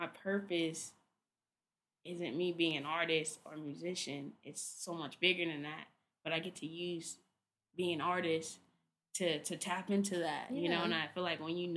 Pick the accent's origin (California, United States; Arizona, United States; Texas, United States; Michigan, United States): California, United States; Inglewood; also born or lived in Redondo Beach; we grew up in Inglewood